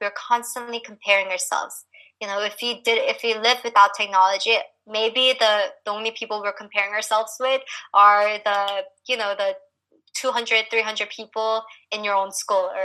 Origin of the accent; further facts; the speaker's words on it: United States; growing up here as a Korean American